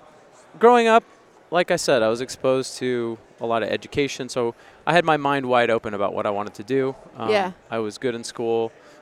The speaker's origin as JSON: {"language": "English", "town": "Granite Bay", "region": "California", "country": "United States", "tie": "born or raised there", "also_born_or_lived": "Bay Area / Los Angeles / Nashville", "said": "I grew up in Granite Bay, Loomis, Placer County area, which is outside of Sacramento."}